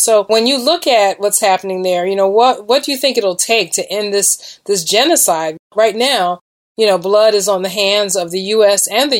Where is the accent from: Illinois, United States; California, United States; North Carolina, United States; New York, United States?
North Carolina, United States; Charlotte; I'm from Charlotte, North Carolina.